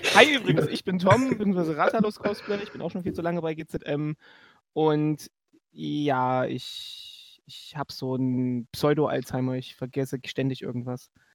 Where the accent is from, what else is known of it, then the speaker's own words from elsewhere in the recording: Leipzig, Saxony, Germany; ich komme aus Leipzig, wir sind aus Leipzig gefahren